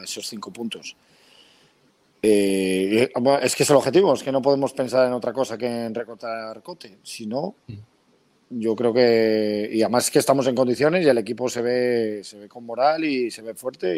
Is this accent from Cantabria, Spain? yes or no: yes; Pedreña, Cantabria, Spain; yo soy mm. pedreñero por los cuatro costados.